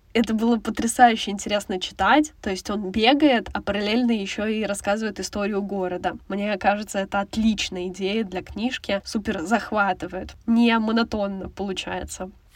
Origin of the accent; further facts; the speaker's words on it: Lipetsk, Lipetsk Oblast, Russia; Я сама из Липецка